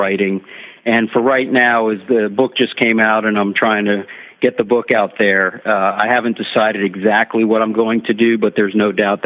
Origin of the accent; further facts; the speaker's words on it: Miami, Florida, United States; I was born and raised in Miami